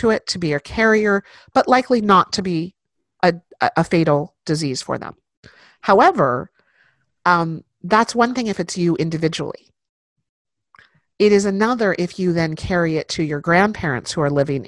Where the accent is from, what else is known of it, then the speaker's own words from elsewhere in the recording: Central Valley, California, United States; I was born and raised in the Central Valley of the state